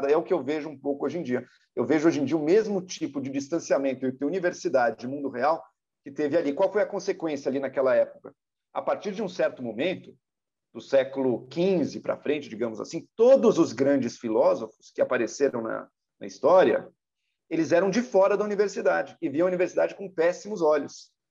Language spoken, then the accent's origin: Portuguese; São Paulo, Brazil; Nós, como paulistanos